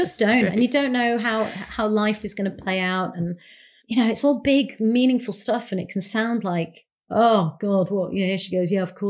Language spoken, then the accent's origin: English; India; that actually what actually is makes me powerful is the fact that I'm Indian and I come from two different cultures